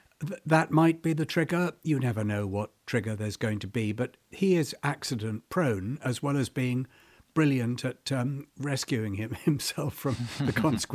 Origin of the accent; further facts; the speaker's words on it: South Africa; born there; Yes, I was a wild colonial boy, really. I was born in South Africa